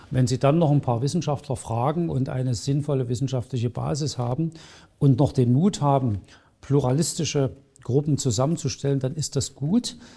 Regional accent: Saxony, Germany; in den letzten Wochen sehr intensiv mit der Geschichte der alten Bundesrepublik beschäftigt, die ich als Sachse nicht so gut kannte.

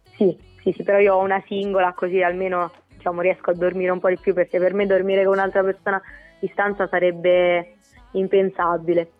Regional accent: Pagliare del Tronto, Marche, Italy; sono di Pagliare del Tronto

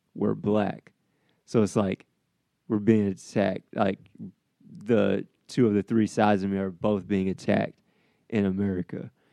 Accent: Midwest, United States; also born or lived in the South; now in Iowa, United States; I'm from the Midwest

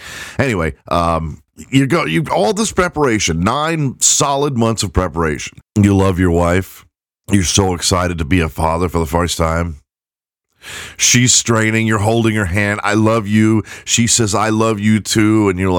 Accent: England, United Kingdom; Never mind that my wife is redheaded and I'm white and from England.

